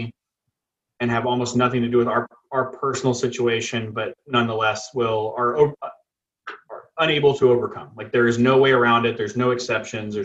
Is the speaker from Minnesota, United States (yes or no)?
no; Rockport, Texas, United States; now in Beeville, United States; I grew up in Rockport, Texas.